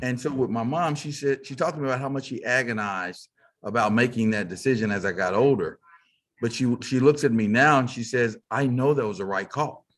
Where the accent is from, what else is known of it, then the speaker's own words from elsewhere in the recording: Fort Worth, Texas, United States; I grew up in Fort Worth, Texas, uh, as they say, cow town